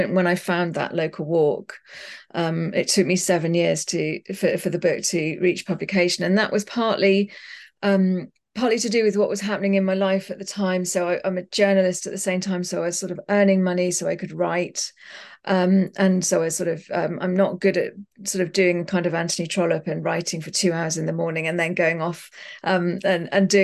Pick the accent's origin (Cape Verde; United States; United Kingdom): United Kingdom; Norfolk, East Anglia, East of England; my hometown in Norfolk in East Anglia in the UK